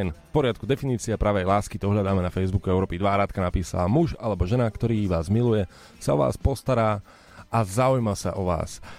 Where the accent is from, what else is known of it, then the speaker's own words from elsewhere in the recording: eastern Slovakia, Slovakia; Som z východu, ale sama som sa zarazila, čo to je.